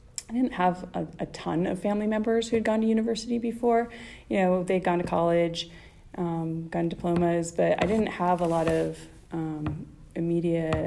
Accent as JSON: {"language": "English", "area": "just outside of Edmonton", "region": "Alberta", "country": "Canada", "tie": "born or raised there", "moved": "as an adult", "lives_now": "San Diego, United States", "said": "I grew up in just outside of Edmonton, Alberta, so it's in the prairie part of Canada."}